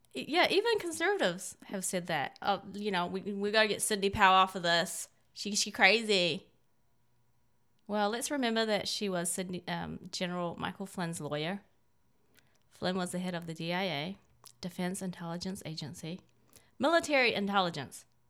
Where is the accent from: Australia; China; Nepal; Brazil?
China; now in United States; I, I'm Chinese. I was born in China